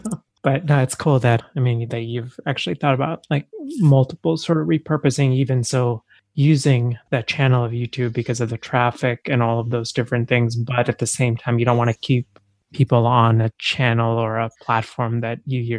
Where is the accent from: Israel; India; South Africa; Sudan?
India; born there; because I was born in India